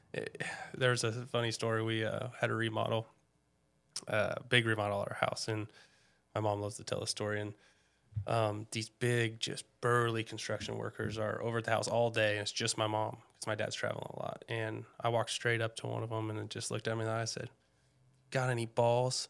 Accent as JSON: {"language": "English", "town": "Snohomish", "region": "Washington", "country": "United States", "tie": "born or raised there", "said": "I grew up in Snohomish. Um, I think we moved there when I was about two."}